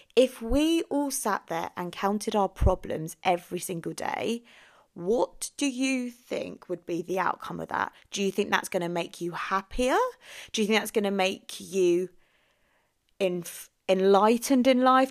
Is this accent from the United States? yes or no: no; England, United Kingdom; also born or lived in Philippines; So I was born in the Philippines, came to England when I was ten days old